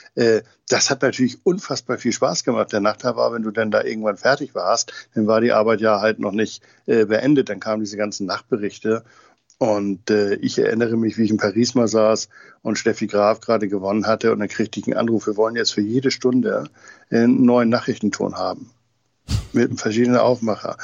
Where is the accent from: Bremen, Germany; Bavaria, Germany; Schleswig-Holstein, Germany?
Schleswig-Holstein, Germany; Tönning; Tönning, meiner Heimatstadt